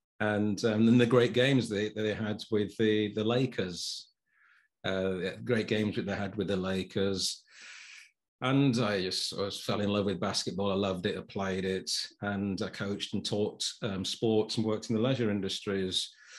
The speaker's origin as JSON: {"language": "English", "town": "Sheffield", "region": "Yorkshire and the Humber", "country": "United Kingdom", "lives_now": "Chesterfield, United Kingdom", "said": "I've been here for about 7 years. I'm originally from Sheffield. People might not be able to know from my accent. Some people say I've got a little bit of a Southern or a London accent."}